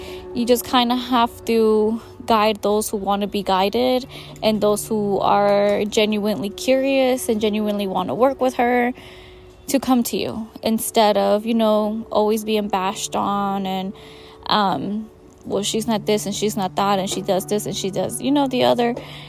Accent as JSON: {"language": "English", "country": "Mexico", "tie": "born or raised there", "said": "This also comes from the mindset of like growing up in Mexico and not having a lot."}